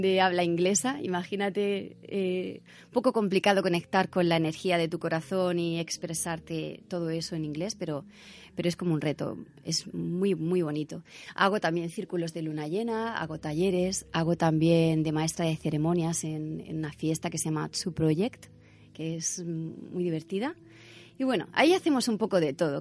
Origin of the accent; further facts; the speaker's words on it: Cartagena, Region of Murcia, Spain; also born or lived in Ibiza; yo soy cartagenera y amo Cartagena y Murcia